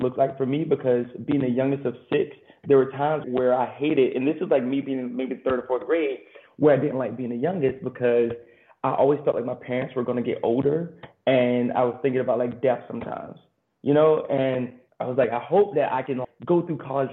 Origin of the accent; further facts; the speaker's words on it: Garnett, South Carolina, United States; moved away as an adult; I grew up on Edie Hill, which is my family